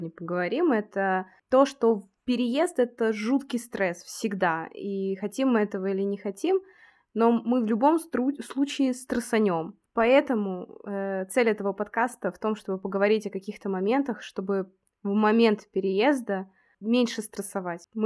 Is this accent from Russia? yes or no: yes; Lipetsk, Lipetsk Oblast, Russia; now in Moscow, Russia; Родилась я в Москве, потом после моего рождения мои родители вместе со мной сразу же переехали в Псковскую область. После этого мы снова вернулись в Москву на два года. Потом мы уехали в Липецк, там я окончила школу, и потом я переехала снова в Москву